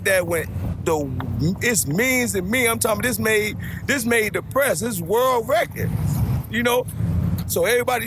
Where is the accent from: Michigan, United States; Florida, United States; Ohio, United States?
Florida, United States; Miami; moved away as an adult; now in Savannah, United States; I'm from Miami 305. I represent Miami.